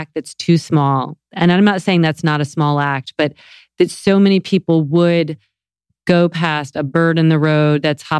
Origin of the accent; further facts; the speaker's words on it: the South, United States; moved away; I'm from the South